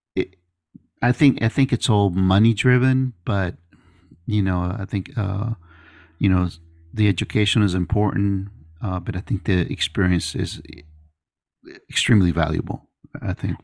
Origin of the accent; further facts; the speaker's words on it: Miami, Florida, United States; moved away as an adult; now in Pensacola, United States; I went back to Miami, 'cause I'm from Miami